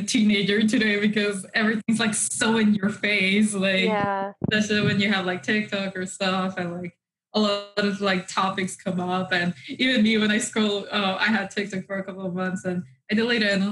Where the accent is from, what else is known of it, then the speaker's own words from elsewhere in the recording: Mexico; moved away; when I grew up in Mexico